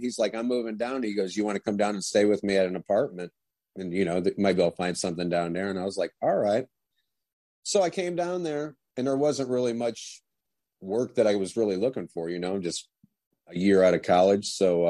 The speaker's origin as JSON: {"language": "English", "town": "Huron", "region": "Ohio", "country": "United States", "tie": "born or raised there", "moved": "as an adult", "lives_now": "St. Petersburg, United States", "said": "I was born in Ohio in a small town called Huron. And now I'm living in St. Petersburg, Florida."}